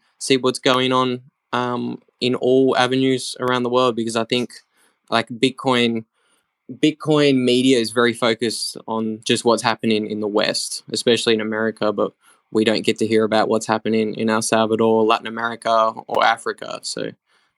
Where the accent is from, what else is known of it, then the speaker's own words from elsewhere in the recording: Australia; accent: Australian; moved away as an adult; I'm very Australian, as the accent probably gives it away. I was born and raised in Australia for 25 years.